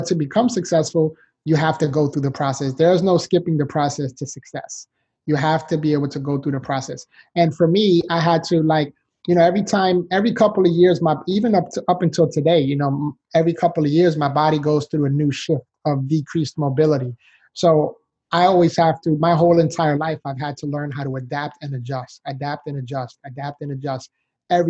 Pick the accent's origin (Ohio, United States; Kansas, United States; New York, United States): New York, United States; New York City; moved away as an adult; now in Florida, United States; I was born and raised in the Bronx, New York. So I'm a city boy, but now I live in Florida, sunshine state.